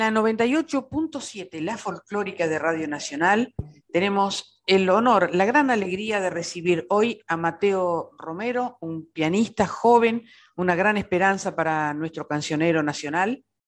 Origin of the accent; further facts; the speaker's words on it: Cutral Có, Neuquén, Argentina; yo soy de Cutralcó